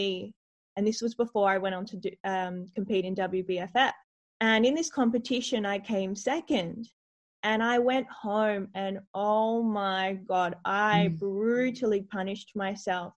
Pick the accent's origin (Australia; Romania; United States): Australia; Adelaide, South Australia; I grew up in Adelaide originally